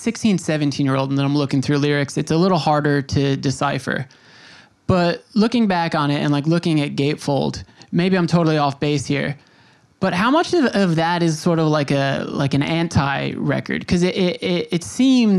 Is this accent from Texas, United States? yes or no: no; Long Island, New York, United States; I grew up on Long Island, and there's a town called Center Reach